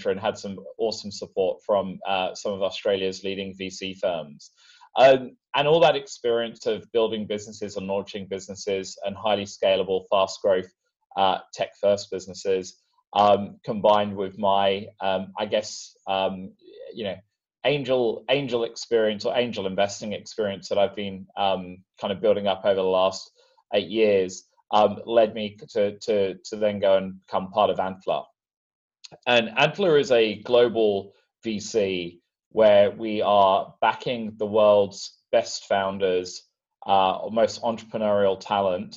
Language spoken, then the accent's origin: English; London, United Kingdom; I'm from London originally